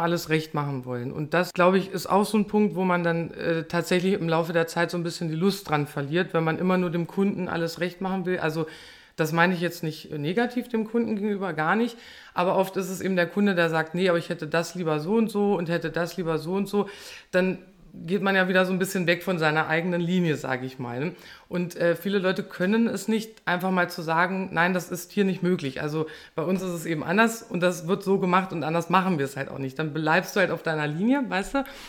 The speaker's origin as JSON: {"language": "German", "town": "Peine", "region": "Lower Saxony", "country": "Germany", "said": "ich komme aus Peine"}